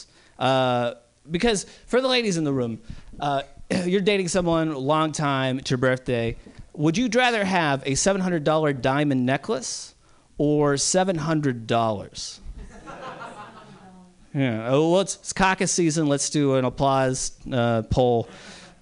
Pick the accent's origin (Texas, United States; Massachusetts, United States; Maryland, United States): Massachusetts, United States; Boston; moved away; also born or lived in New York; I grew up in Boston